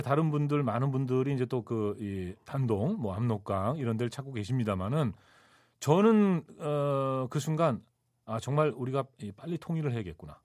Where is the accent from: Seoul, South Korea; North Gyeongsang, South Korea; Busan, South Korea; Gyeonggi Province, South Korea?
Seoul, South Korea; 저는 사실은 에, 뭐 서울 태생입니다만은 네. 강남의 주소를 둬본 적이 없거든요.